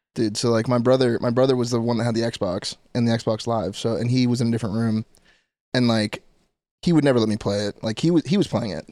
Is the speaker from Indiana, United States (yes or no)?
no; Orange County, California, United States; I'm from Orange County